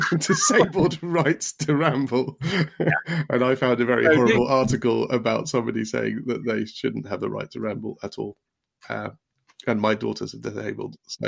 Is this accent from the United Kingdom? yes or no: yes; Darlington, North East England, United Kingdom; accent: Darlington; Which bit of Yorkshire? It was Darlington, actually. It was my Darlington accent.